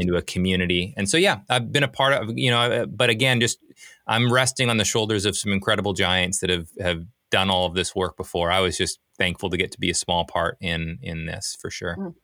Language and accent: English; British Columbia, Canada; now in Portland, United States; I'm from Canada originally, grew up in Canada, small little ski town, uh, up in British Columbia.